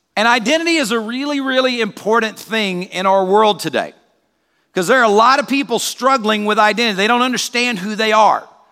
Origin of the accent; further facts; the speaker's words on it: South Carolina, United States; moved away; also born or lived in Peoria; where I grew up in South Carolina